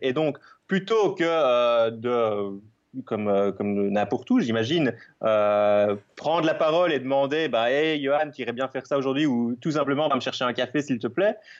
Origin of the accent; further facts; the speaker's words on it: Belgium; je suis belge, comme ça s'entend peut-être